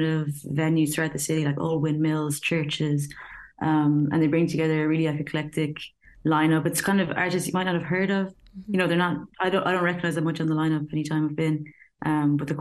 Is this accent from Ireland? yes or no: yes; Kinvara, Connacht, Ireland; moved away as an adult; also born or lived in Dublin, Ireland; now in Berlin, Germany; So I grew up in Kinvara in Galway, which is, it's a tiny little village